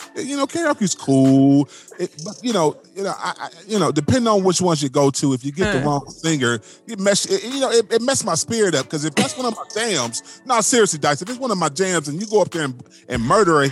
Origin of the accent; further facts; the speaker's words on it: Cleveland, Ohio, United States; I'm from Cleveland